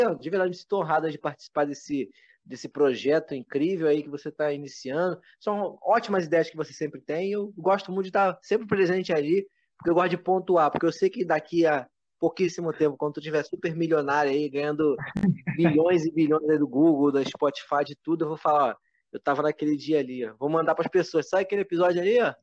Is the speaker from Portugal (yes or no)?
no; Nilópolis, Rio de Janeiro, Brazil; moved away as an adult; also born or lived in Costa Barros / São João de Meriti; Eu sou lá de Nilópolis, né, cara? Sou de Nilópolis